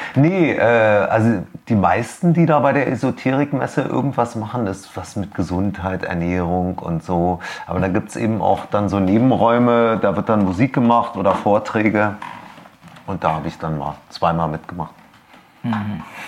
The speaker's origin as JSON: {"language": "German", "region": "Berlin", "country": "Germany", "tie": "born or raised there", "said": "ich bin tatsächlich aufgewachsen in Steglitz"}